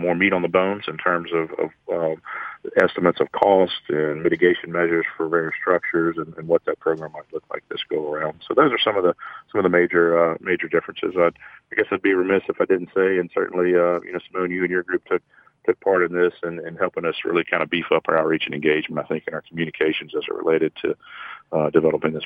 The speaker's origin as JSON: {"language": "English", "town": "Baton Rouge", "region": "Louisiana", "country": "United States", "tie": "born or raised there", "also_born_or_lived": "Auburn, Alabama", "said": "I grew up in Baton Rouge, and everybody I knew was going to LSU"}